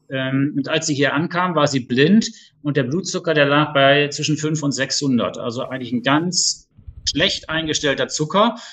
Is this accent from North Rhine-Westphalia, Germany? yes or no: yes; Duisburg, North Rhine-Westphalia, Germany; moved away as an adult; now in Lower Rhine, Germany; komme ursprünglich aus Duisburg